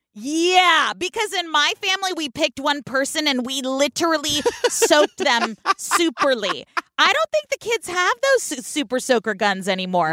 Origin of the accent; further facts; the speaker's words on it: California, United States; from the West Coast in California where we say all the letters in the words